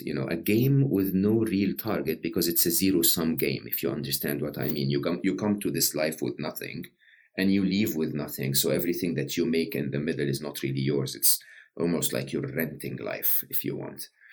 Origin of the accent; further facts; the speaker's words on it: Egypt; I'm Egyptian, uh, born and raised in Egypt.